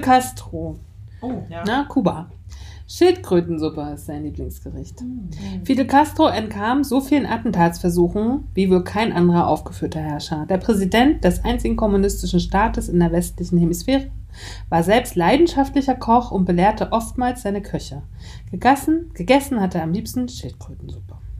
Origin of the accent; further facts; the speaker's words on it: Mecklenburg-Vorpommern, Germany; Ich bin ja aus Mecklenburg-Vorpommern